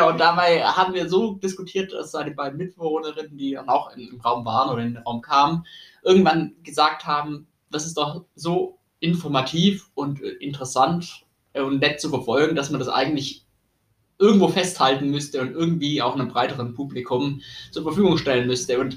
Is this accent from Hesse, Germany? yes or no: no; Tübingen, Baden-Württemberg, Germany; moved away as an adult; also born or lived in Bamberg; ich komme ursprünglich aus Tübingen, bin zum Studium nach Bamberg gegangen